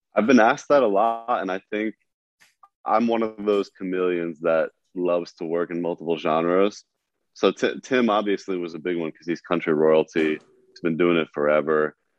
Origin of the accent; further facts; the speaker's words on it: New York, United States; I was being a New Yorker